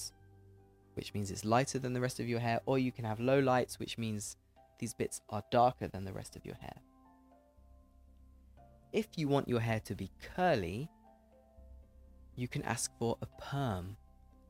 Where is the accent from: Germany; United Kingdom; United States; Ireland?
United Kingdom; accent: English accent; I'm British